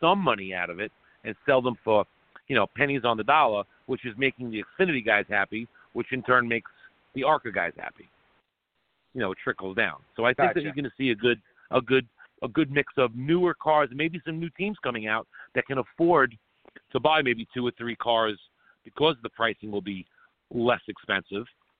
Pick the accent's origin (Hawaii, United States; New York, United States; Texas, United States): New York, United States; Long Island; we grew up on Long Island together